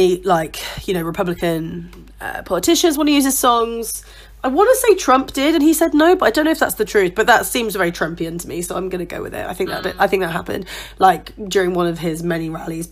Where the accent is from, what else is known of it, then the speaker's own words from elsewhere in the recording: United Kingdom; we're two British women, like my mum's American